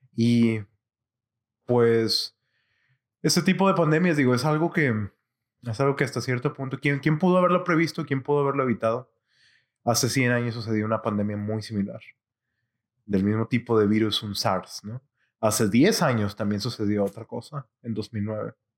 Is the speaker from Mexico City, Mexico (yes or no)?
no; Monterrey, Nuevo León, Mexico; mi ciudad natal de Monterrey